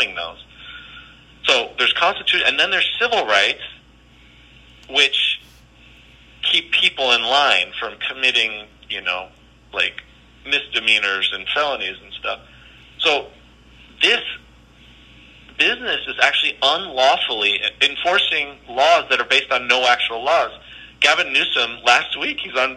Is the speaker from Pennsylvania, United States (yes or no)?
no; Berkeley, California, United States; I'm talking about my hometown